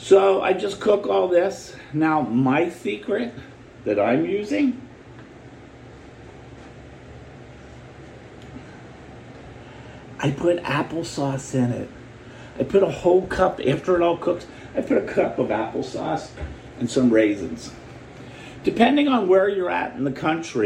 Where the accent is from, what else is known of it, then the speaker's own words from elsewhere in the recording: the North, United States; I'm from the North